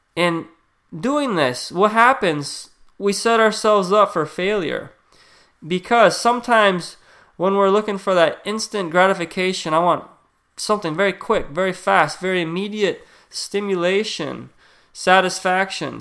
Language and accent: English; United States; we're the most obese country in the world.